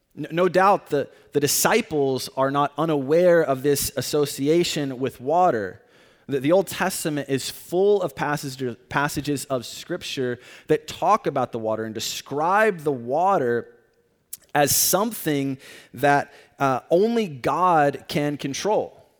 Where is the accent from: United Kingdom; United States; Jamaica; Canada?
United States; Tornado Alley; moved away; I live, or I grew up in an area called Tornado Alley